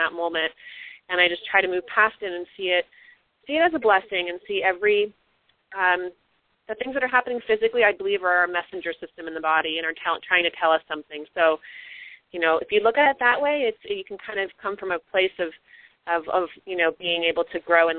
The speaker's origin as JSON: {"language": "English", "region": "Missouri", "country": "United States", "moved": "yes", "lives_now": "California, United States", "said": "I'm from Missouri"}